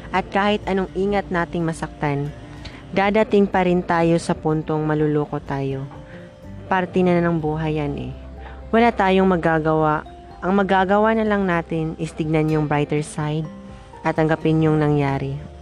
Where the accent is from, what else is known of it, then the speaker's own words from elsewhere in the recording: Butuan, Caraga, Philippines; I came from Butuan City.